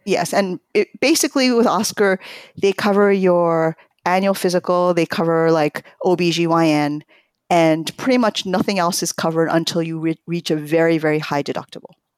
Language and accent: English; New York, United States; born or raised there; also born or lived in Tokyo, Japan